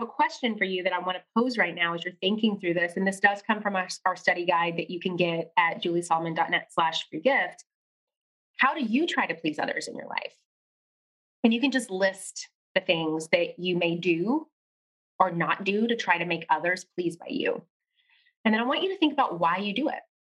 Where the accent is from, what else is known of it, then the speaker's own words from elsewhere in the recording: Tennessee, United States; also born or lived in New York City; when I got back home to Tennessee